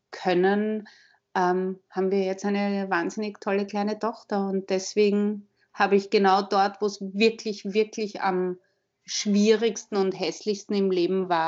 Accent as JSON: {"language": "German", "region": "Vienna", "country": "Austria", "tie": "born or raised there", "said": "Wie man schon hören kann, ich bin aus Wien. Ich bin in Wien geboren, bin seit letzten Samstag 45 Jahre alt"}